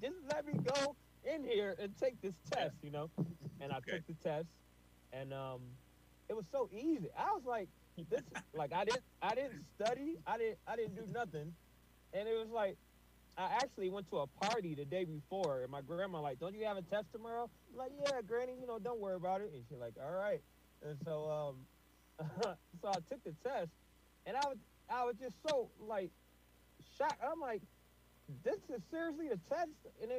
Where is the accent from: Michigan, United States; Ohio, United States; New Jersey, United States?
Michigan, United States; Flint; born there; See, I was born in Flint, but I wasn't raised in Flint. But that's how I came back to Flint.